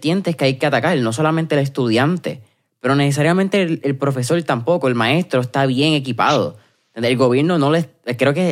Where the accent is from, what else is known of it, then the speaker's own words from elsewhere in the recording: Puerto Rico; Pero en Puerto Rico yo creo que María, y e-, eventualmente la pandemia nuevamente, nos dejó